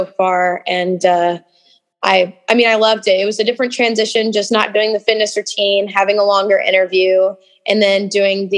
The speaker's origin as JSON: {"language": "English", "region": "Southern Indiana", "country": "United States", "tie": "born or raised there", "said": "I'm from Southern Indiana"}